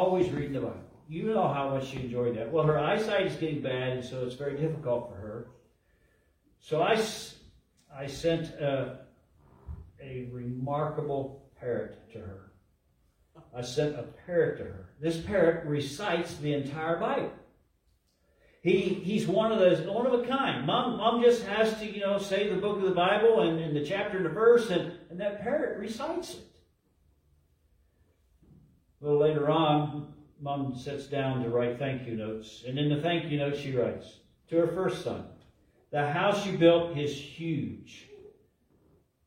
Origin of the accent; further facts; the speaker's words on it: Ohio, United States; moved away; also born or lived in Minnesota; I grew up in Ohio with a lot of snow, and I had the privilege of living 4 years in Minnesota